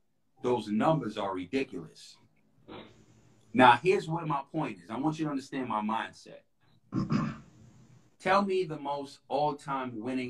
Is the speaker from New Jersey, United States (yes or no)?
no; New York City, New York, United States; I'm a kid from the Bronx.